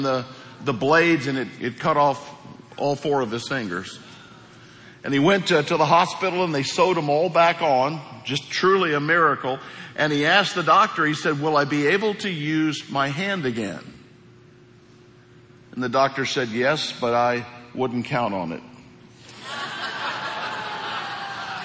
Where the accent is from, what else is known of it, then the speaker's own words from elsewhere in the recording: Hawk Point, Missouri, United States; moved away; Hawk Point, Missouri.